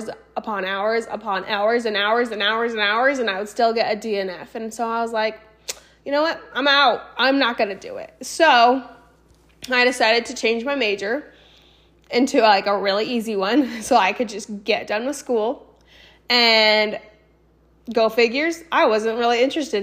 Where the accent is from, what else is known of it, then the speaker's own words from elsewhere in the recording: Boise, Idaho, United States; also born or lived in Austin, Texas / San Antonio, Texas; I was born and raised in Boise, Idaho.